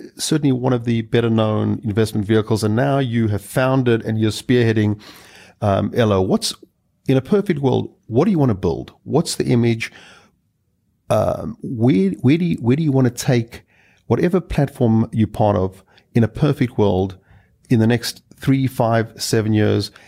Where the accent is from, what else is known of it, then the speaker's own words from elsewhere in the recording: South Africa; I hail from South Africa